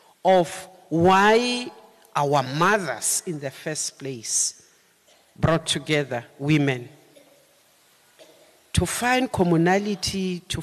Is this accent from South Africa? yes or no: yes; South Africa; We participated as South African women in the drafting of the Freedom Charter.